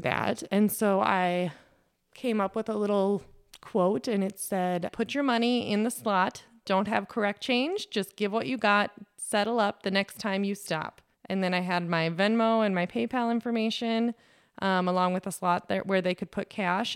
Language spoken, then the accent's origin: English; Lake Benton, Minnesota, United States; growing up in Lake Benton, Minnesota, on the corner of Highway seventy-five, just four miles north of town